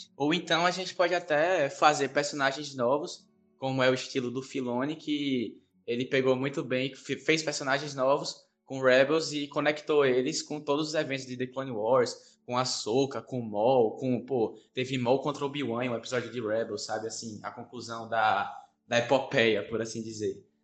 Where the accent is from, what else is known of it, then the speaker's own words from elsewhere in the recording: Bahia, Brazil; eu sou baiano